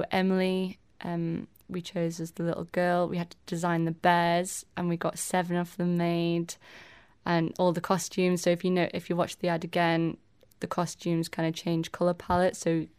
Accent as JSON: {"language": "English", "town": "Tramode", "country": "Isle of Man", "tie": "born or raised there", "said": "I was born here on the island, and then I grew up in Tramode with my fam."}